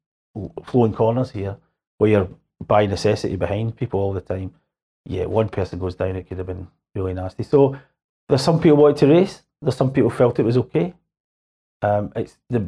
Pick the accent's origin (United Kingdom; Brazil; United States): United Kingdom; Scotland; I come from Scotland